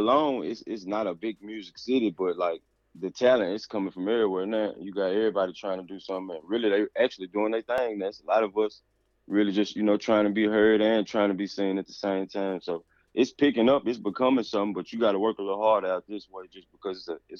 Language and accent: English; Dyersburg, Tennessee, United States; I'm from Tennessee, man.